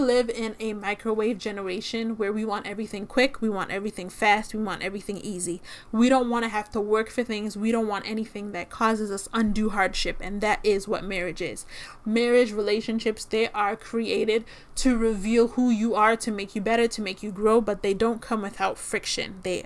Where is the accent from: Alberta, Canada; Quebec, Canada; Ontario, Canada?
Ontario, Canada; Toronto; I'm from Toronto